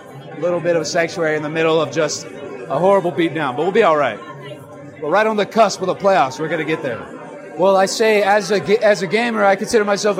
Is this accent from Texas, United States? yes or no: yes; Austin, Texas, United States; I'm from Austin, Texas.